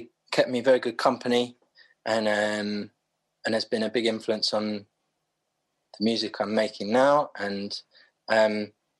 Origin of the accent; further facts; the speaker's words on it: London, United Kingdom; I grew up in Clapham